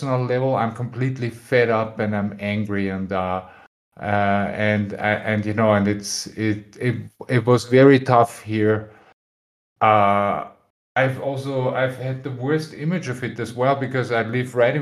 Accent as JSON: {"language": "English", "country": "Austria", "moved": "as an adult", "lives_now": "Spain", "said": "I'm originally from Austria, but I live in Spain."}